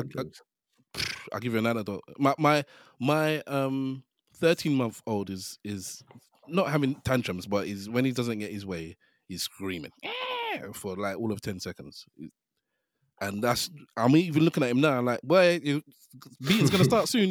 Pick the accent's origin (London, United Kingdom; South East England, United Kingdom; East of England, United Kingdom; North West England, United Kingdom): London, United Kingdom; I grew up in Hackney.